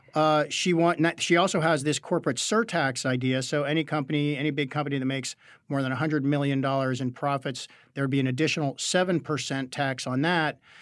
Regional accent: Western Pennsylvania, United States; I'm from Western Pennsylvania

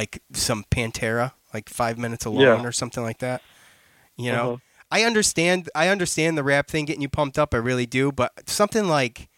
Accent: Syracuse, New York, United States; It's growing up in Syracuse.

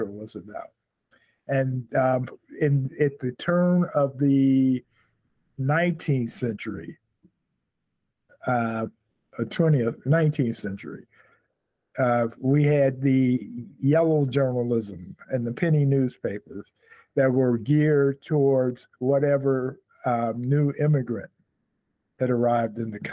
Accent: Chicago, Illinois, United States; I'm a Chicagoan too

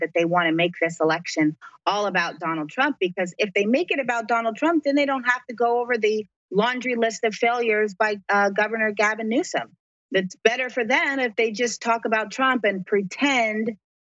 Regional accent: California, United States; as Americans or as Californians

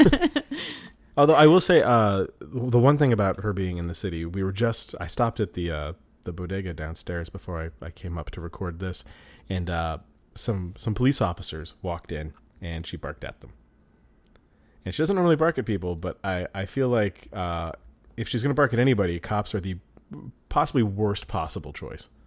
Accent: Colorado, United States; growing up in Colorado

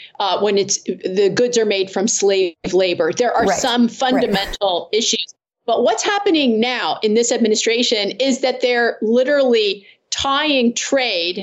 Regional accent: Pennsylvania, United States; in my home state of Pennsylvania

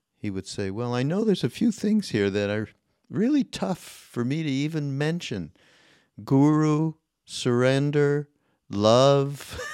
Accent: Canada; I'm Canadian

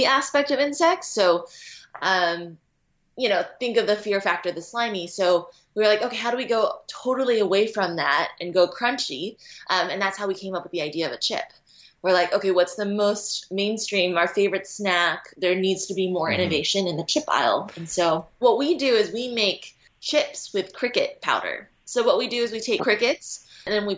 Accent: United States; growing up in the Western world in America

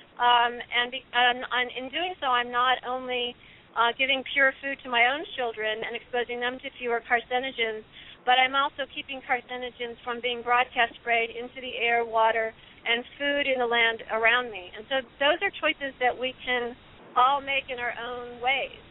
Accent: Illinois, United States; my home state of Illinois

